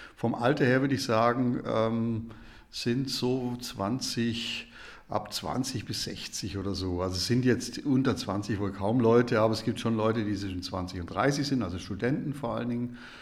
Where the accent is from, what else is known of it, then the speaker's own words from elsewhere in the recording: Germany; ich bin Deutscher